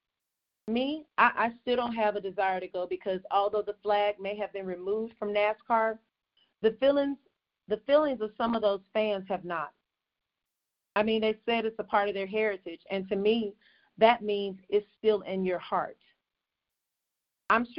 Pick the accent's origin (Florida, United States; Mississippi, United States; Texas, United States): Mississippi, United States; I was born and raised in Mississippi